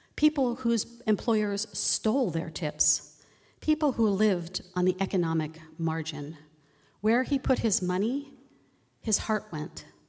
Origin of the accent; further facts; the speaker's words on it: East Coast, United States; also born or lived in Virginia; now in Oregon, United States; I grew up on the East Coast